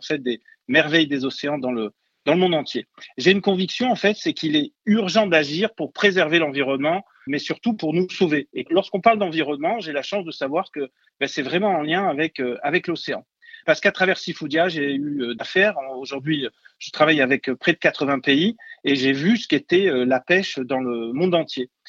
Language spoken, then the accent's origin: French; Marseille, Provence-Alpes-Côte d'Azur, France; je suis marseillais d'origine donc au bord de l'eau